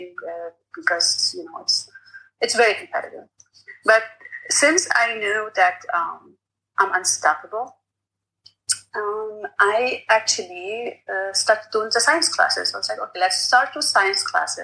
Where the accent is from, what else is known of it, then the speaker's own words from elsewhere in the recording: Lebanon; English is a second language; moved away as an adult; now in United States; I am originally from Lebanon, and I came to the U.S. For almost 20 years now